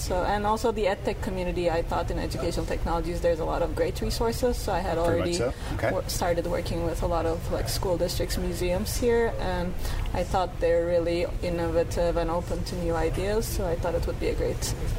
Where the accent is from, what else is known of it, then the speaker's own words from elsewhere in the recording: Turkey; moved away as an adult; now in Pittsburgh, United States; I'm from Turkey.